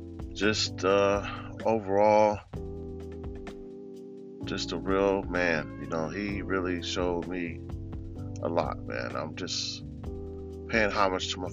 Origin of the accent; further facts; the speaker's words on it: Lynwood, California, United States; growing up in Linwood, California